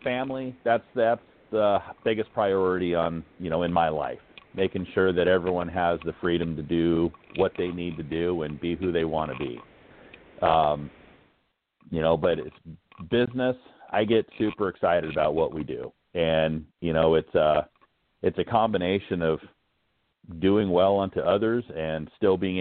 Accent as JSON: {"language": "English", "town": "Hanalei", "region": "Hawaii", "country": "United States", "tie": "born or raised there", "moved": "yes", "lives_now": "San Diego, United States", "said": "I grew up in Hanalei, which is in the North Shore of Kauai."}